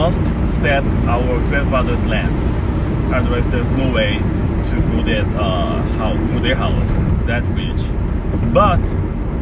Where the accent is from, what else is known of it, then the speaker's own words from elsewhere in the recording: Boryeong, South Chungcheong, South Korea; English is a second language; moved away; So my childhood, my hometown is called Daecheon. Back in the day, this day they call Boryeong. It is located southwest side of the Korea.